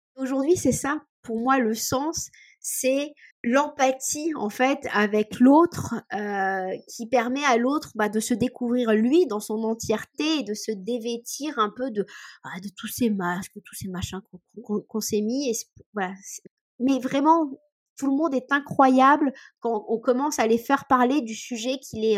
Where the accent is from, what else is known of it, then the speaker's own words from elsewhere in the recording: Cotentin, Normandy, France; je viens euh, du milieu du Cotentin